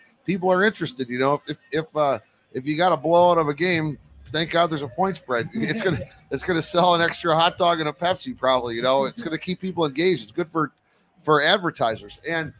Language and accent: English; Midwest, United States; So I'm from the Midwest, so I always thought, you know, you come out here in November, December, January, the weather's gorgeous.